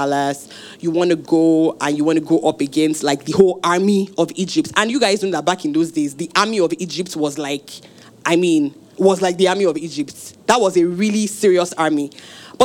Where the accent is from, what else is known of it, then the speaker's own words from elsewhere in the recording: Osun, Nigeria; I'm from Osun State, from a village with very red sand.